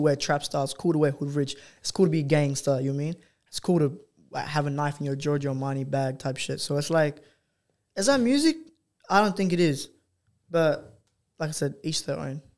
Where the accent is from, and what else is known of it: Australia